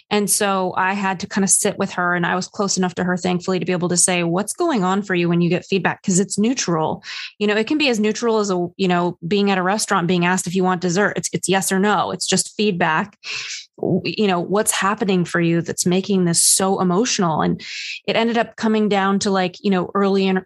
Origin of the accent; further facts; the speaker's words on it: New York City, New York, United States; I hit a low as a New Yorker, Ethan, just the other day.